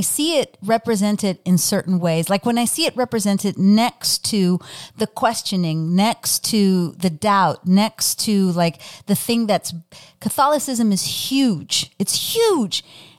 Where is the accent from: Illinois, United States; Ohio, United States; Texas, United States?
Texas, United States; I know it's Ireland, but I've seen it in my hometown in South sure. Texas too.